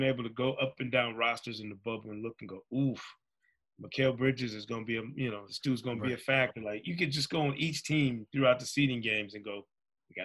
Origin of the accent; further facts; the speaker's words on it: Grand Rapids, Michigan, United States; I'm from Grand Rapids, Michigan. Same hometown as Devin Booker